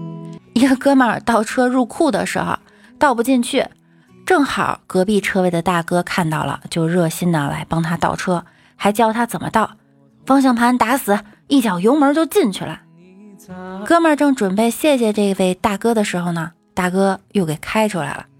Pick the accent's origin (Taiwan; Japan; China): China; Northeast China; 我就是东北的，我们那儿的老爷们上火车特爱带啤酒、鸡爪子、熟食之类的